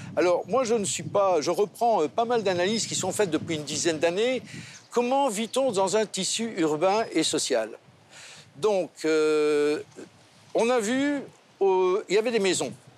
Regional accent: Belgium; now in Monaco; Je suis belge aussi

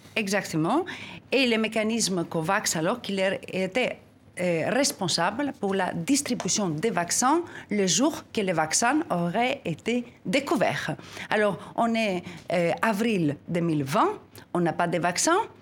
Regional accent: Greece; je suis née en Grèce

